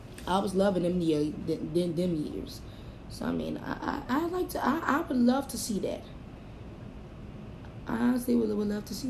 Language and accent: English; New Orleans, Louisiana, United States; my hometown